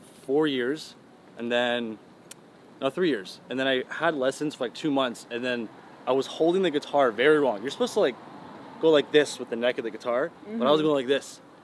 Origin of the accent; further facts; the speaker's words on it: Georgia, United States; English is a second language; now in Los Angeles, United States; growing up in Georgia, there was no... It's not many Persians. It's all just white.